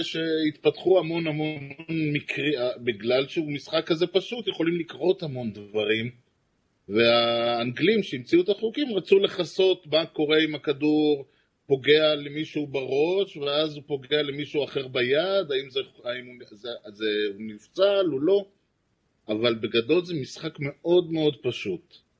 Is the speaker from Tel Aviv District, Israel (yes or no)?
no; Rehovot, Central District, Israel; אני גדלתי ברחובות